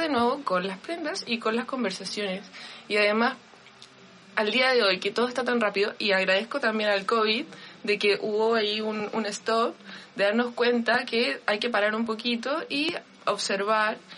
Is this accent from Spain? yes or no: no; Vallenar, Atacama, Chile; moved away; yo nací en Vallenar y en Vallenar es una ciudad muy pequeña donde cuando había un evento uno iba a la tienda